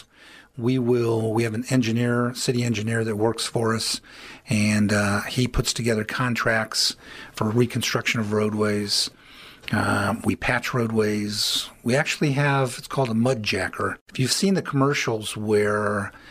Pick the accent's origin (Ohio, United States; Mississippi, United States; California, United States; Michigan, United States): Ohio, United States; Elyria; also born or lived in Akron; I grew up in Elyria